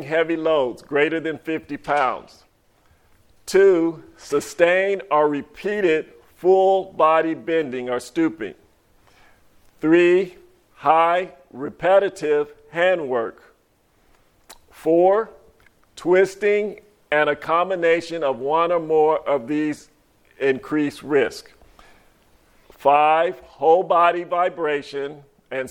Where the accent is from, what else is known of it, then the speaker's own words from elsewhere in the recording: California, United States; now in Monticello, United States; I'm from California